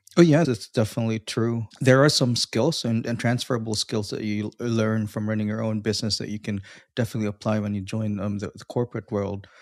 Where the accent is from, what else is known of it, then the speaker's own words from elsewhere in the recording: Philippines; now in Australia; I'm originally from the Philippines, but I'm currently residing in Australia